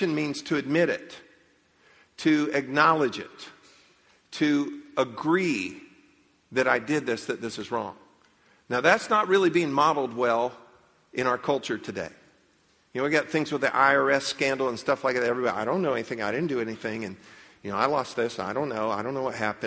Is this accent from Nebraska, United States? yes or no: no; Leesburg, Florida, United States; I grew up in Leesburg